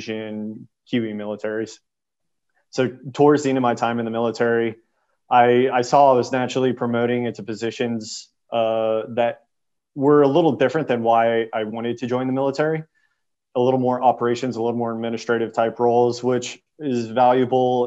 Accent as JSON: {"language": "English", "town": "Houston", "region": "Texas", "country": "United States", "tie": "born or raised there", "also_born_or_lived": "San Diego", "moved": "as an adult", "said": "originally growing up in Houston"}